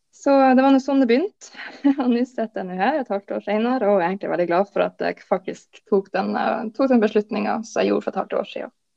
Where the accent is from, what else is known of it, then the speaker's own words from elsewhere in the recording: Lofoten, Nordland, Norway; now in Bodø, Norway; jeg er oppvokst i Lofoten, men bor nå i Bodø.